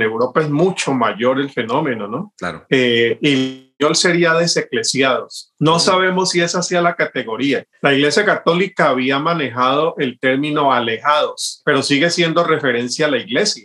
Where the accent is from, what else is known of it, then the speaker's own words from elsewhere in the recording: Cali, Valle del Cauca, Colombia; como caleño tengo ya un, gusto de toda mi vida por esa música